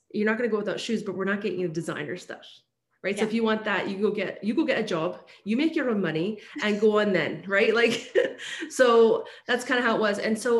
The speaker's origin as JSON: {"language": "English", "region": "Scotland", "country": "United Kingdom", "tie": "born there", "moved": "yes", "said": "And I was like, my parents came from Scotland. Yes. I was born in Scotland, came here."}